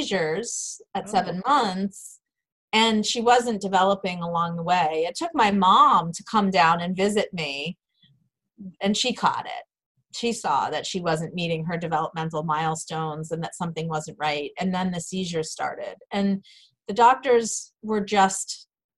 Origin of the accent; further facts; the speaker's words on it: Massachusetts, United States; moved away as an adult; I did end up moving back to my hometown in Massachusetts, where I was from